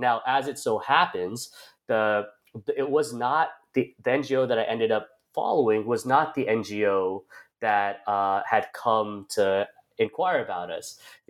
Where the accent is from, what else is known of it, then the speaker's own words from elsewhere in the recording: United States; as a Indian American, as a brown man, as at this time I wasn't even thinking in caste terms, but as a dominant caste person